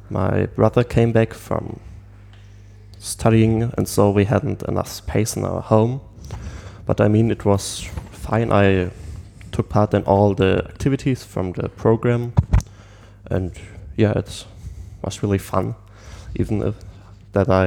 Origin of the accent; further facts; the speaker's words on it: Germany; English is a second language; And I'm …. I'm a German student too